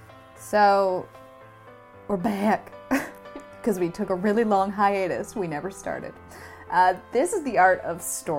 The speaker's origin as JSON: {"language": "English", "country": "Canada", "said": "And my mom's like, oh, we're from Canada."}